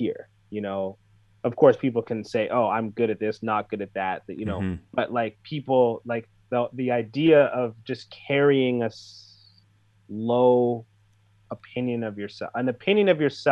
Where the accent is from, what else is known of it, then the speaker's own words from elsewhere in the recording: Canada; I grew up here and I'm a Canadian and I'm part of Canadian culture